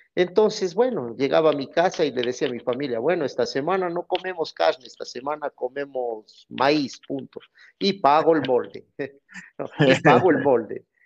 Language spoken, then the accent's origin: Spanish; Cuenca, Azuay, Ecuador; Soy de Ecuador, de la ciudad de Cuenca